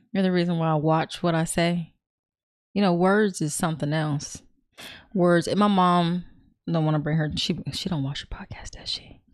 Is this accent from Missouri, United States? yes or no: no; California, United States; I'm from Cali